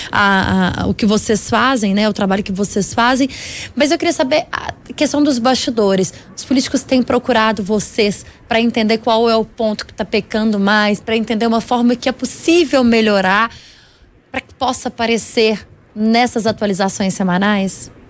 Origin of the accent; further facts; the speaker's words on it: Minas Gerais, Brazil; eu espero, enquanto mineira, que a gente tenha em breve uma melhora no índice dos parlamentares mineiros, né?